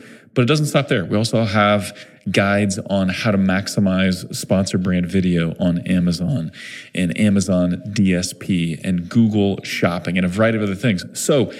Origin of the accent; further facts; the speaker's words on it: Missouri, United States; we're both from Missouri